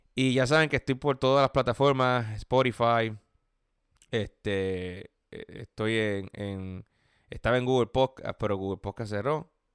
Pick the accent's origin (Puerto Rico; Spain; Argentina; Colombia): Puerto Rico; now in United States; yo soy puertorriqueño, yo tengo un estatus por ser colonia, que obviamente permite ser legal desde que nací